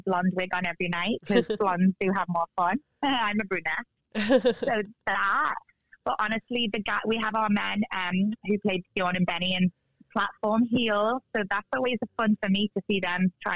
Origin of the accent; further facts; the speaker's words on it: Liverpool, North West England, United Kingdom; now in Las Vegas, United States; when I was in my hometown, which I'm originally from Liverpool, UK